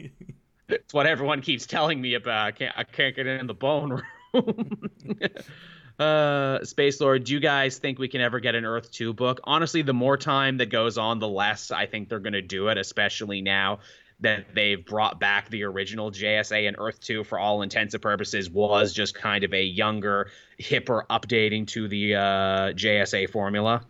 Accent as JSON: {"language": "English", "country": "Canada", "said": "us Canadians"}